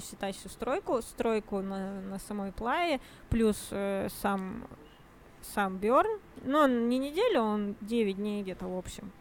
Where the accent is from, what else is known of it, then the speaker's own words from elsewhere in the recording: Yekaterinburg, Sverdlovsk Oblast, Russia; мы из Екатеринбурга